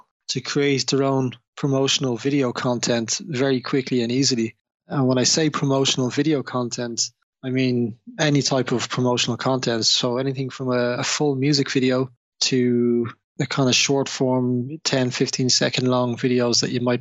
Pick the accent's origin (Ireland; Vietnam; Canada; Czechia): Ireland; Dublin, Leinster; now in London, United Kingdom; I was born and raised in Dublin